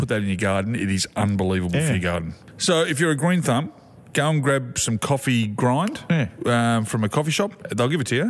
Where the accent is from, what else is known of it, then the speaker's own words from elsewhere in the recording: Sunbury, Victoria, Australia; I grew up in Sunbury.